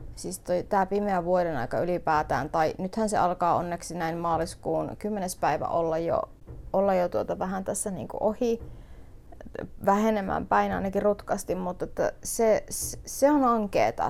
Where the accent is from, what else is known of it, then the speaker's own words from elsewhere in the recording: northern Finland, Finland; meillä päin puhutaan täällä pohjoisessa kutomisesta